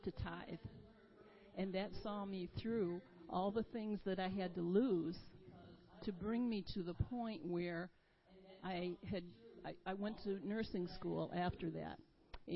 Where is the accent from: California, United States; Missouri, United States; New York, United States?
New York, United States; Rochester; also born or lived in Malone, New York; I grew up in Rochester